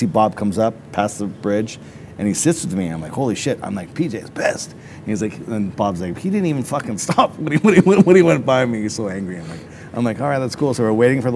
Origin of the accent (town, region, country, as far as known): Canada